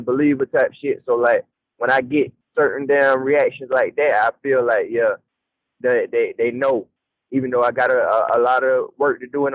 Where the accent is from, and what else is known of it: the South, United States; accent: southern country